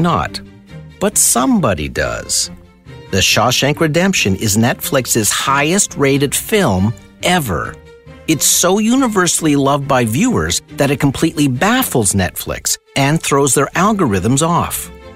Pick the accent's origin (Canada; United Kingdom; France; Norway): Canada; Sudbury, Ontario; moved away as an adult; now in Toronto, Canada; I grew up in Sudbury, Ontario in the 60s and 70s